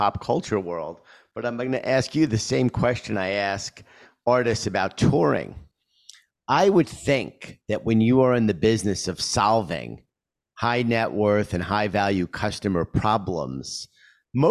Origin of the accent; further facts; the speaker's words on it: New York City, New York, United States; my neighborhood where I grew up in Queens